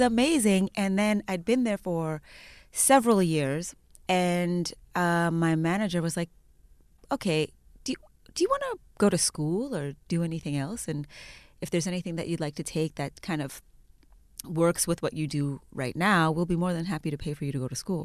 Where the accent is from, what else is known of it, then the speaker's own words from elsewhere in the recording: Edmonton, Alberta, Canada; now in Toronto, Canada; I was raised in Alberta.